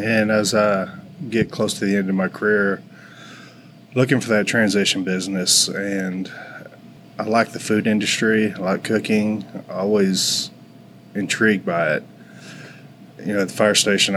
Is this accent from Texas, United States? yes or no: yes; Forney, Texas, United States; moved away as an adult; now in Richardson, United States; I grew up in Forney